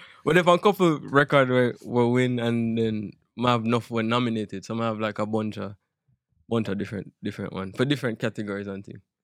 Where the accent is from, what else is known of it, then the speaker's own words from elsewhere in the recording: Jamaica; moved away as an adult; now in United States; I'm Jamaican